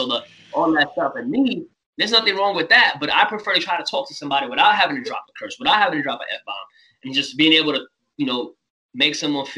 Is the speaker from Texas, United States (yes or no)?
no; New York City, New York, United States; growing up in New York City